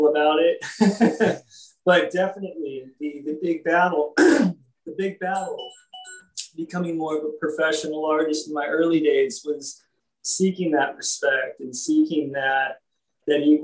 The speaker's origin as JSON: {"language": "English", "town": "Los Angeles", "region": "California", "country": "United States", "tie": "born or raised there", "said": "growing up in Hollywood"}